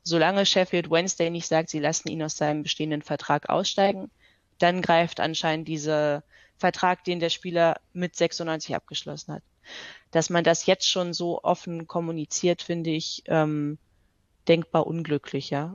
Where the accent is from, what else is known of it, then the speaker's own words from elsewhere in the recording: Hanover, Lower Saxony, Germany; now in Vienna, Austria; ich komme ursprünglich aus Hannover.